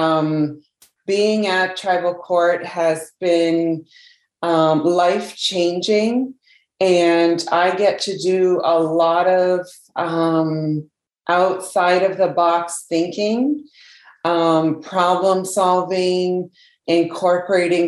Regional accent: Canada; now in Indian Island, United States; I was born in Canada

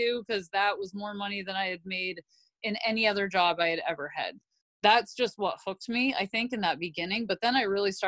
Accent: Southwest Harbor, Maine, United States; I grew up where I grew up in Southwest Harbor was literally right on the water.

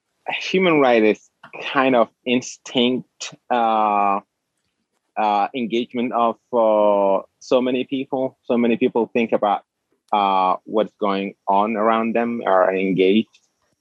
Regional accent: Djibouti; English is a second language; now in Lewiston, United States; I am from Djibouti, and I was born in a small town in the north, up north Djibouti, which is on Bab el-Mandeb, on the Red Sea, across the Yemen.

